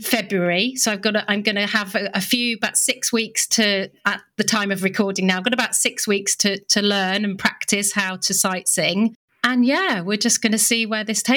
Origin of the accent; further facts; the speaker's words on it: United Kingdom; I'm British.